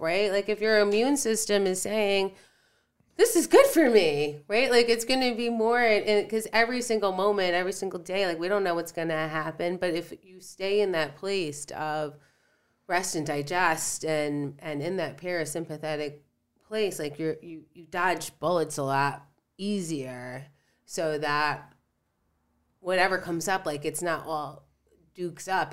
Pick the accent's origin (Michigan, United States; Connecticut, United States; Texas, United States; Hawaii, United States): Connecticut, United States; Stratford; I grew up in Stratford.